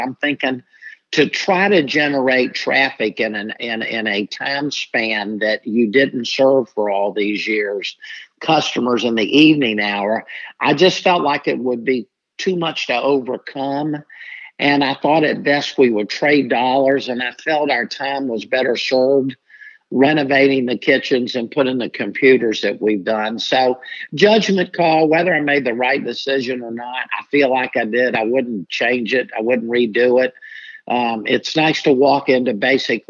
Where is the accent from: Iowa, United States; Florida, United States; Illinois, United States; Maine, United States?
Florida, United States; Jacksonville; I'm born and raised in Jacksonville